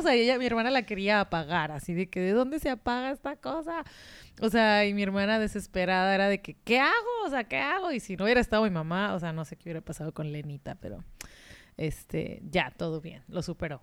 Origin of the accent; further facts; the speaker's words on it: Mexico; de México